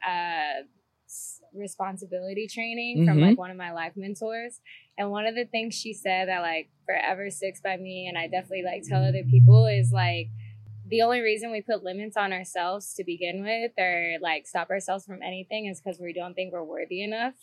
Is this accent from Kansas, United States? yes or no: no; Houston, Texas, United States; now in Los Angeles, United States; I'm originally from Houston, Texas, based out here in Los Angeles, California